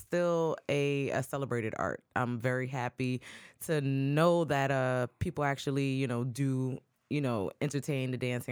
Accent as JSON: {"language": "English", "town": "New York City", "region": "New York", "country": "United States", "moved": "as an adult", "lives_now": "Charleston, United States", "said": "I'm from the Bronx"}